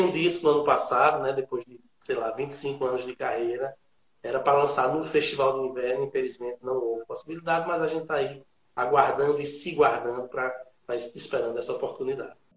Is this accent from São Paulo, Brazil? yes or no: no; Garanhuns, Pernambuco, Brazil; also born or lived in Olinda; eu sou de Garanhuns, eu moro em Garanhuns, eu passei muito pouco tempo fora, morei dois ou três anos ali em Olinda, mas a minha raiz ela está toda aqui